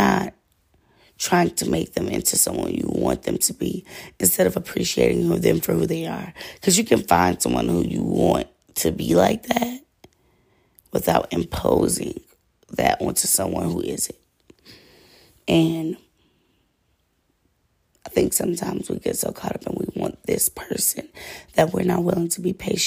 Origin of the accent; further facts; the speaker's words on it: Georgia, United States; I'm from Georgia. Like, and then it's crazy because I'm not even really from Georgia. I'm first generation Georgian